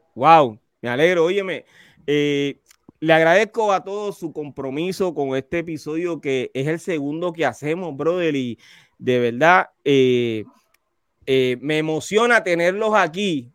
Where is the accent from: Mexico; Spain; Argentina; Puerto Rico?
Puerto Rico; Carolina; Richie y, yo, yo somos de Carolina